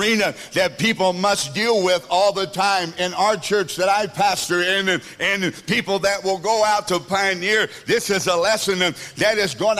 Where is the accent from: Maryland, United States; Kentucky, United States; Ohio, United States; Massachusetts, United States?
Kentucky, United States; also born or lived in El Dorado; now in South Africa; I'm from the Kentucky Midwest area, we like people over there